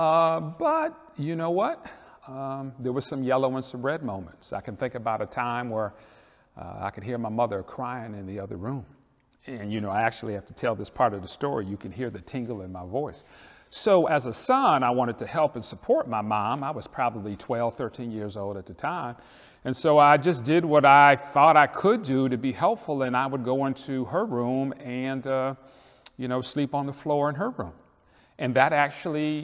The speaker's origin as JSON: {"language": "English", "town": "Detroit", "region": "Michigan", "country": "United States", "moved": "yes", "lives_now": "Atlanta, United States", "said": "I'm from Detroit"}